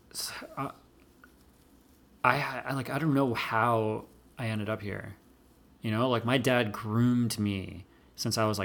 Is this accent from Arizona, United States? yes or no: no; Long Island, New York, United States; I grew up in Long Island